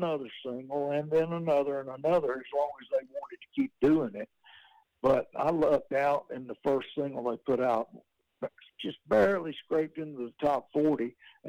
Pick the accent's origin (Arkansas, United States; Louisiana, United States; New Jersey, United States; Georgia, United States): Georgia, United States; also born or lived in Athens, Georgia; I'm from Athens, Georgia, and I was raised down in South Georgia. My daddy moved us down there. My family are farmers.